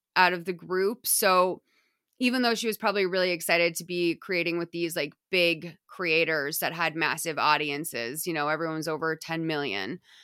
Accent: United States; me as an American

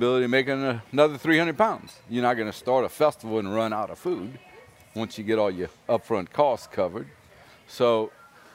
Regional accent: Cajun, Louisiana, United States; I'm a Cajun

